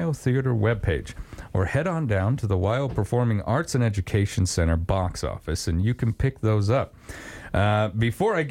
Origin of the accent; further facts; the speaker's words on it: Wyoming, United States; as a kid, I grew up in Wyoming